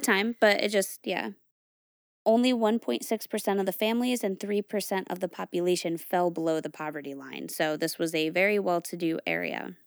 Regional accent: New England, United States; I grew up in New England

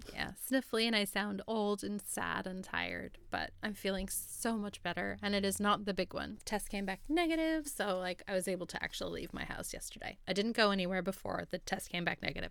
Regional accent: Oregon, United States; moved away; I'm from Oregon

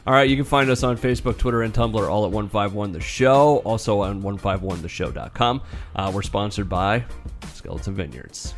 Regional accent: Polk City, Iowa, United States; my hometown Polk City

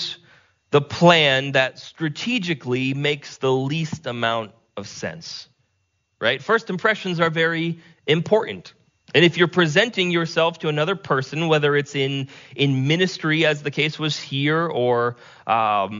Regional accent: Vermont, United States; my hometown that I spent most of my time in was a town of about 3,500 people.

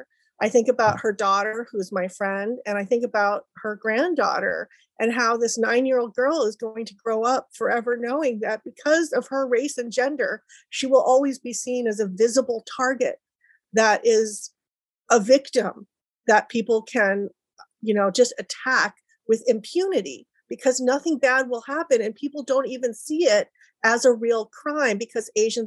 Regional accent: San Francisco, California, United States; also born or lived in Adelaide, Australia; I identify as a Chinese Greek, a cisgender bisexual queer woman. I was born in Adelaide, Australia, in the land of the indigenous Kaurna Mayuna, and raised in San Francisco, where I currently live and work

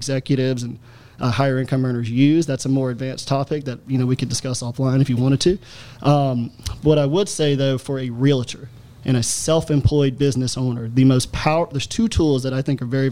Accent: Alabama, United States; I'm from Alabama, my family's from Louisiana, they're all farmers

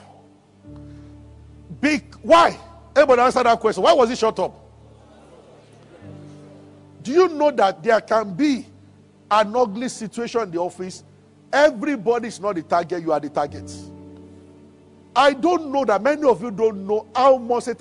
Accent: Nigeria

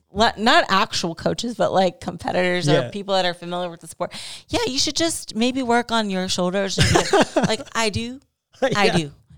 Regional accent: Ohio, United States; My home state.

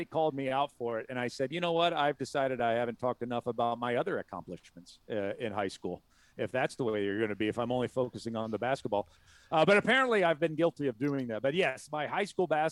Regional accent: Southern Illinois, United States; we grew up in Southern Illinois, which was St. Louis Cardinals territory

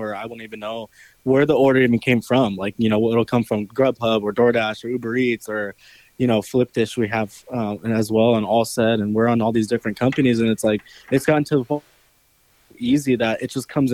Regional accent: California, United States; moved away; I'm from California

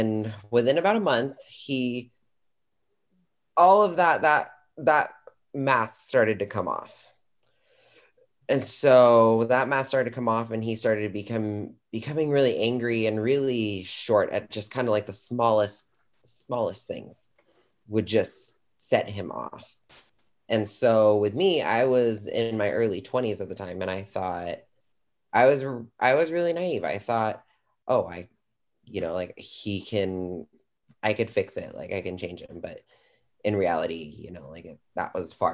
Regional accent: California, United States; I am from California.

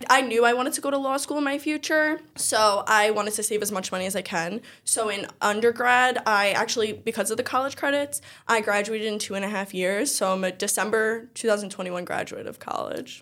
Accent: New York City, New York, United States; I always lived on Staten Island. Um, I'm from Eltingville

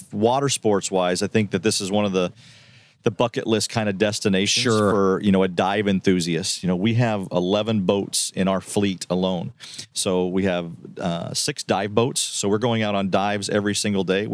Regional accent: Colorado, United States; I'm from Colorado

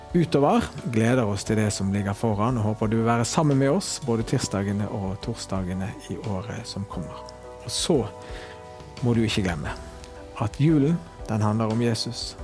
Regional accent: Bergen, Vestland, Norway; men det å være hjemme i Fyllingsdalen, i det huset som jeg har vokst opp

